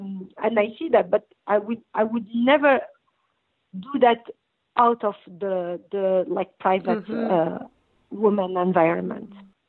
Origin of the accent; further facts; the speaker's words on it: Tanger-Tetouan-Al Hoceima, Morocco; English is a second language; also born or lived in Belgium; I come from North Morocco. I'm a Jebelia style girl, which I live in Tangier.